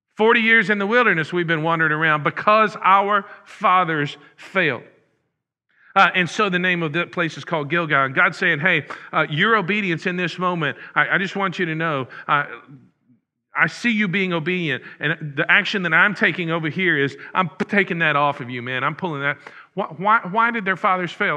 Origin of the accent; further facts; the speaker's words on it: Huntsville, Texas, United States; moved away; the next town where we were, uh, was Huntsville, my hometown.